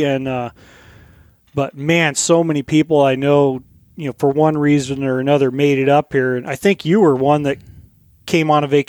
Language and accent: English; Colorado, United States; now in Fairbanks, United States; I grew up in Colorado, which is a great place. I'll never, ever move back. But it was a good place to grow up, kind of in rural Colorado.